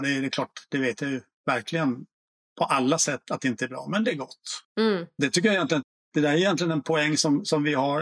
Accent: Småland, Sweden; jag är själv från Småland

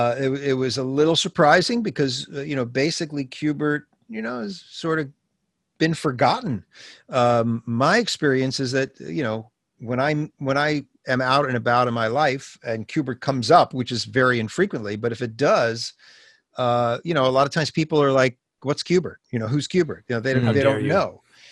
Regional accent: Brooklyn, New York, United States; now in Los Angeles, United States; I grew up in Brooklyn, New York, and the Americana Hotel in downtown Manhattan was the host to the first one I think was 1972.

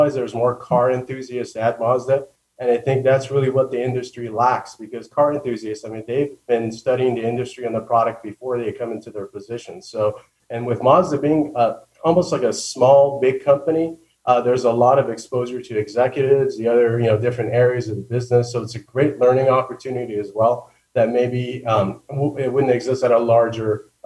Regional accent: Southern California, United States; growing up in Southern California

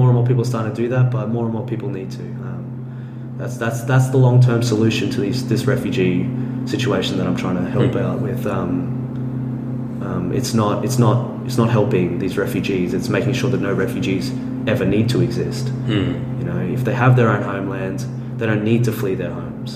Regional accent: Australia; I'm an Australian

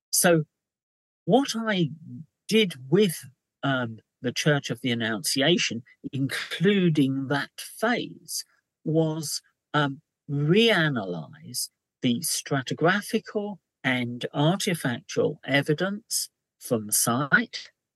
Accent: London, United Kingdom; as a Londoner

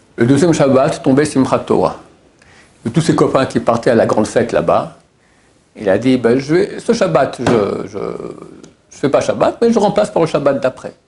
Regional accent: Switzerland; chez nous en Suisse

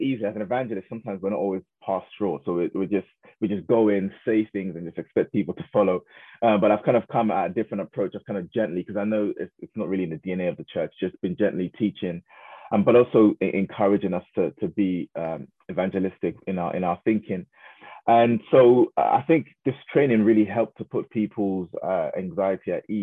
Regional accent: Croydon, London, United Kingdom; I was raised in Croydon most of my life in a place called Thornton Heath

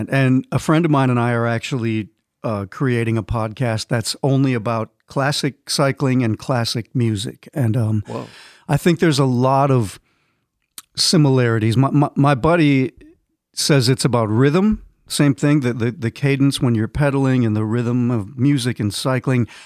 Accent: Minnesota, United States; grew up in Minnesota

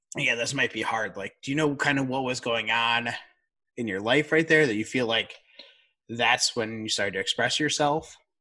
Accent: outside of Chicago, Illinois, United States; we grew up outside of Chicago.

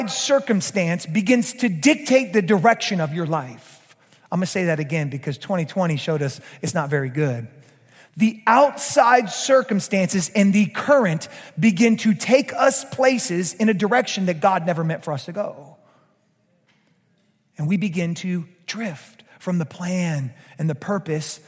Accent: Georgia, United States; now in South Louisiana, United States; a Georgia boy like me, a former Georgia boy like me

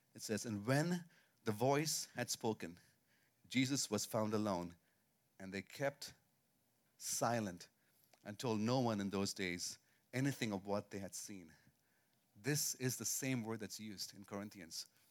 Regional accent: India; moved away; I grew up in India most of my life

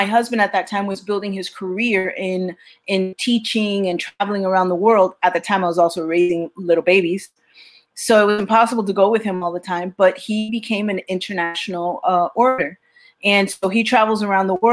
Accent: Miami, Florida, United States; also born or lived in New York; I was born in New York, but I was raised in Miami, and I'm still in Miami

